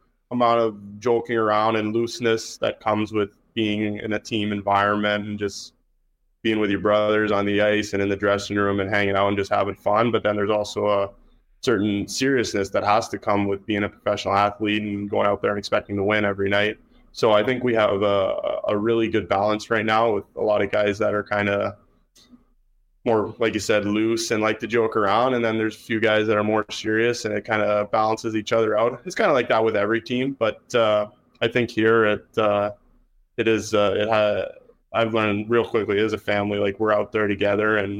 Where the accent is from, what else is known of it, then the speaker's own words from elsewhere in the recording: Kingston, Ontario, Canada; now in Winnipeg, Canada; I'm from Kingston, Ontario